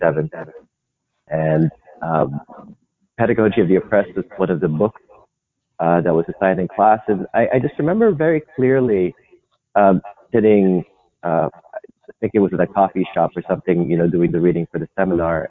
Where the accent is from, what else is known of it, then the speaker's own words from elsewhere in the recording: Philippines; moved away as an adult; now in United States; I'm from the Philippines. Yeah, and I came to the US